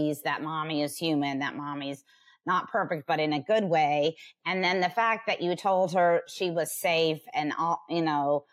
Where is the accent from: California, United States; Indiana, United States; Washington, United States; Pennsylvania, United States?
California, United States; Huntington Beach; also born or lived in Los Angeles; I was born and raised in Huntington Beach, California, which is in Orange County